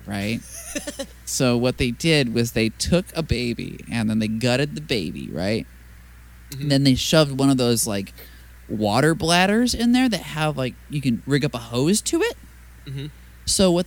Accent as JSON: {"language": "English", "country": "United States"}